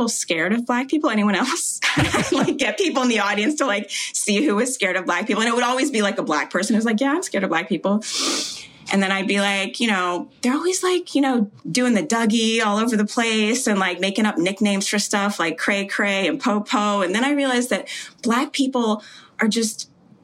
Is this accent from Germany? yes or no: no; Jamaica; I was born in Jamaica